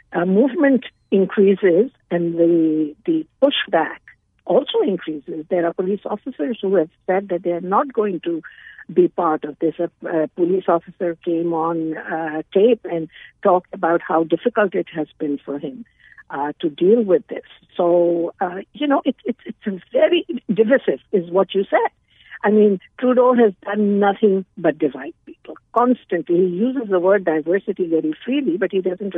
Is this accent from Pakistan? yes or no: yes; Pakistan; now in Canada; I'm originally from Pakistan, and I know what martial law was